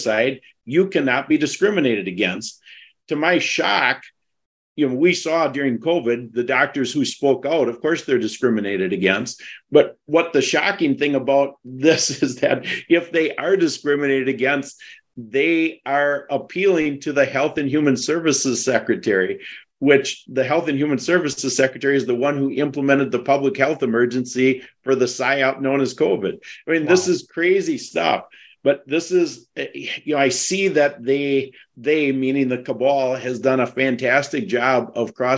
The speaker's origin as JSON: {"language": "English", "region": "Wisconsin", "country": "United States"}